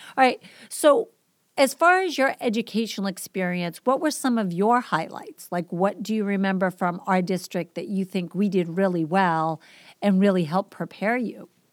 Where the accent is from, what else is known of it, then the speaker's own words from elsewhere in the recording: Boston, Massachusetts, United States; also born or lived in Guam; So I'm from the East Coast. If you didn't pick up on my accent, I grew up in Boston